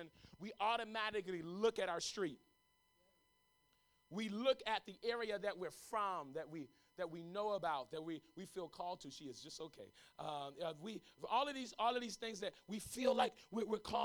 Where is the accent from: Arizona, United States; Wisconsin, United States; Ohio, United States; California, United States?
California, United States; Los Angeles; moved away as an adult; also born or lived in Tulsa, Oklahoma; I was raised in South L.A., Arlington and Jefferson in South L.A. I am from the hood